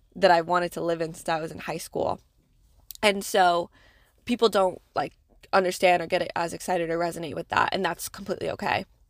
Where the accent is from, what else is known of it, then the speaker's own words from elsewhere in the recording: New England, United States; moved away as an adult; now in New York, United States; I'm, I'm a New England girl